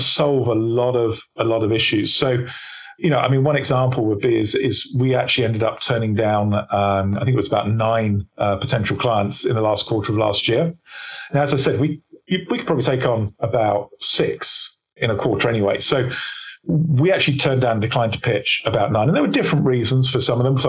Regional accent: England, United Kingdom; I'm English

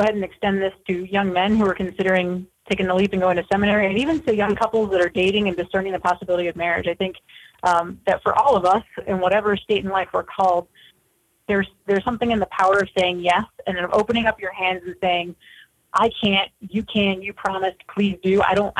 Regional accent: Rhode Island, United States; moved away as an adult; also born or lived in Tennessee; I'm from Rhode Island, so I'm a total East Coast girl. And I ended up in Tennessee

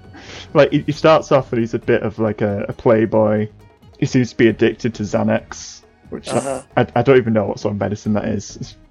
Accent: United Kingdom; quite British, because like we love just sort of being a bit like self-deprecating

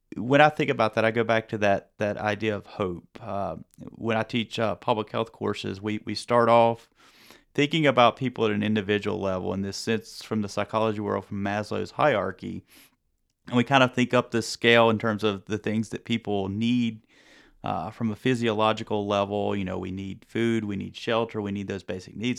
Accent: North Carolina, United States; growing up in North Carolina

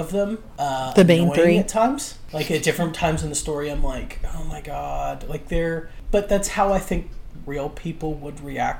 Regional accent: United States; Where I grew up, it was a 50-minute to an hour drive, either north or south, to get to a mall. And I'm not talking about, like, Mall of America level. I'm talking about the Parkersburg Mall.

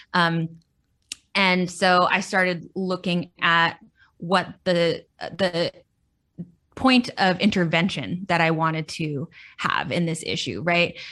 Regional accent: Central Valley, California, United States; now in Los Angeles, United States; when I was about eight years old, my parents moved up to the Central Valley.

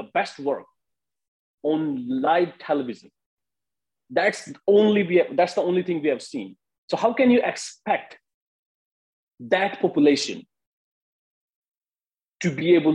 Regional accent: India; I'm from India

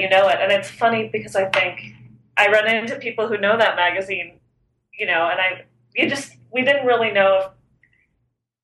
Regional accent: San Antonio, Texas, United States; moved away as an adult; also born or lived in Austin, Texas / New York; I grew up in San Antonio, Texas

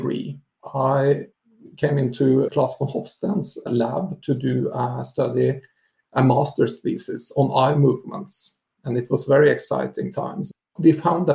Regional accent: Norway; moved away as an adult; now in Sweden; I'm originally from Norway, but I'm, I guess, gradually getting more and more Swedish

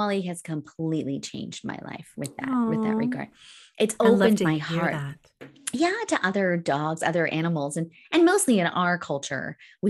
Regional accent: Alberta, Canada; I grew up in Northern Alberta, where we had lots of bears.

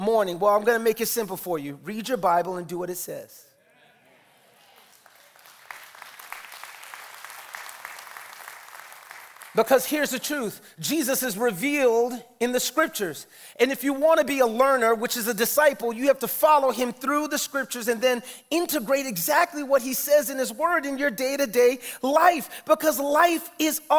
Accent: New York City, New York, United States; I'm from the Bronx

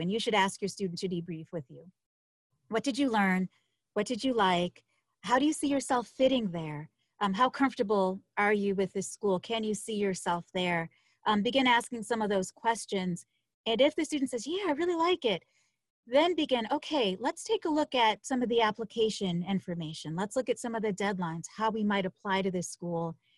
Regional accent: Buffalo, New York, United States; moved away as an adult; I'm from Buffalo, New York

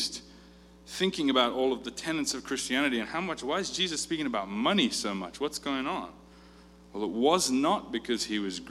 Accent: South Africa; I grew up in South Africa

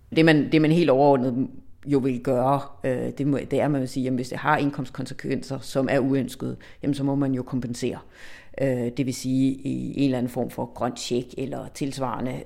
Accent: Denmark

